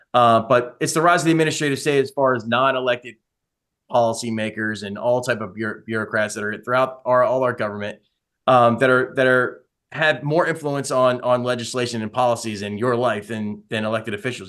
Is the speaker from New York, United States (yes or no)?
no; Baltimore, Maryland, United States; I'm from Baltimore originally, grew up in Baltimore